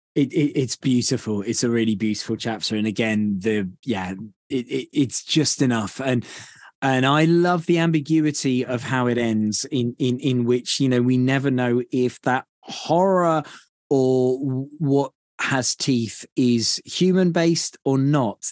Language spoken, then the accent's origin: English; United Kingdom; being a Brit